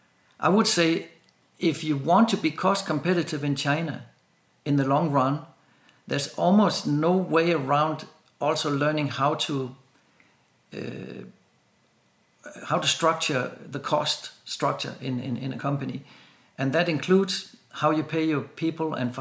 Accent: Denmark; I'm from Denmark

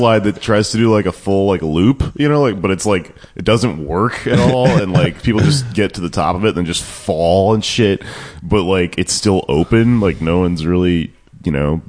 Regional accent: Houston, Texas, United States; I grew up in Houston

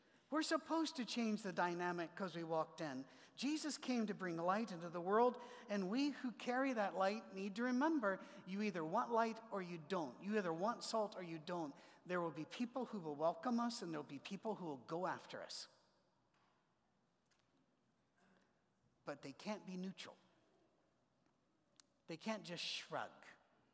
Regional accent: Scotland, United Kingdom; moved away; also born or lived in Ohio; I'm a Scotsman

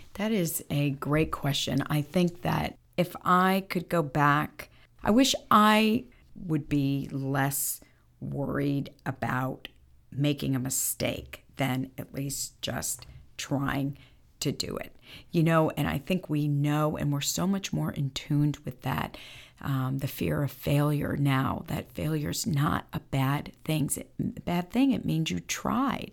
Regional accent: Bridgeport, Connecticut, United States; growing up in Bridgeport, Connecticut, where I'm from

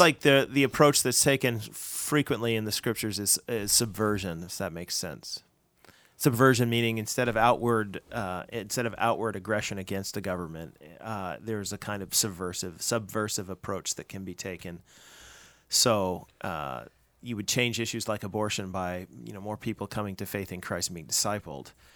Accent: United States; now in Canada; I'm an American

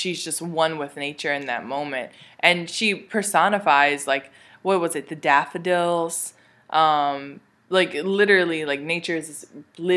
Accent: United States; as an American in present day

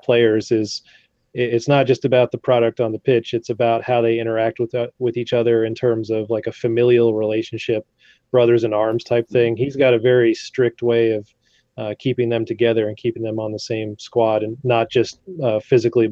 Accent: Kentucky, United States; growing up in Kentucky

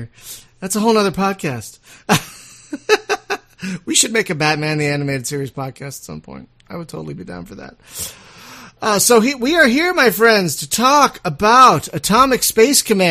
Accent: Philadelphia, Pennsylvania, United States; I'm from Philadelphia. We curse a lot over there, but I'm trying to fight my Philly roots

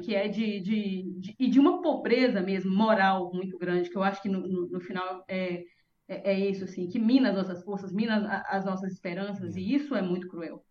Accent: interior of Minas Gerais, Brazil; moved away; eu sou do interior de Minas Gerais

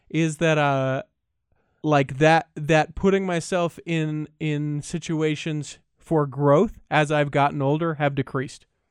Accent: Utah, United States; I was born and raised in Utah

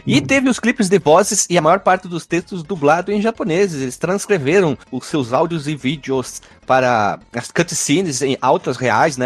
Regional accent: Brazil; a gente é brasileiro

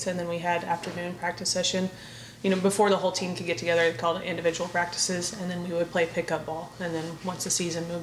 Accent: Cherokee, Oklahoma, United States; I was born and raised in Cherokee, Oklahoma. So a little bitty town.

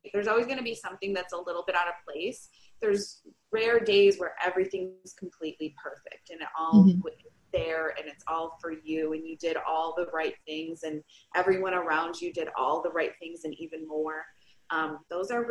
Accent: Michigan, United States; I'm from Michigan, and so there's a part of the year that is extremely inside

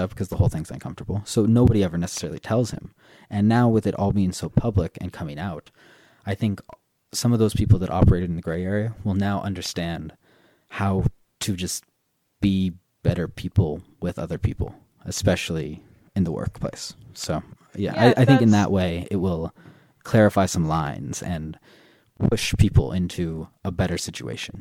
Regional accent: Southern California, United States; moved away as an adult; also born or lived in Korea / France; now in Ireland; I grew up in Southern California

